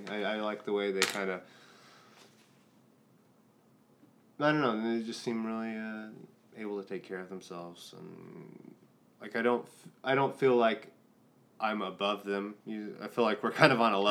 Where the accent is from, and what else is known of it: Tulsa, Oklahoma, United States; born or raised there; also born or lived in South Carolina